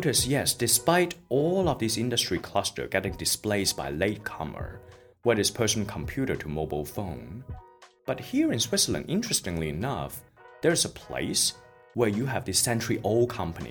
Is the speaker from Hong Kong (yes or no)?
yes; Hong Kong; moved away; I was born and raised in Hong Kong